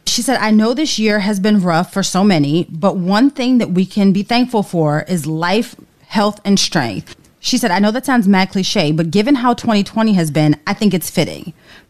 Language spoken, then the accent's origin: English; New York City, New York, United States; I went to elementary, middle, high school, and design school all in NYC. So to say that I'm a New Yorker through and through is an understatement.